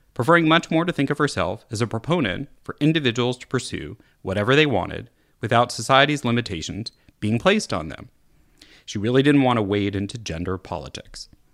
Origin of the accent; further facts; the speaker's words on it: California, United States; as a Californian